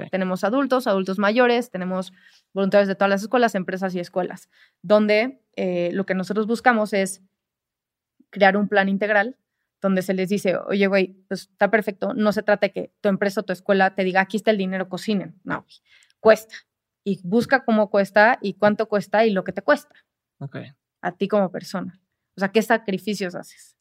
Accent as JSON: {"language": "Spanish", "country": "Mexico", "said": "yo como mexicana"}